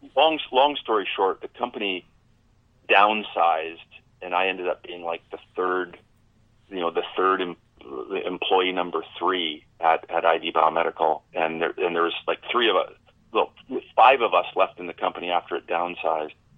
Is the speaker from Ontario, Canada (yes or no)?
no; Medicine Hat, Alberta, Canada; as a kid growing up in Medicine Hat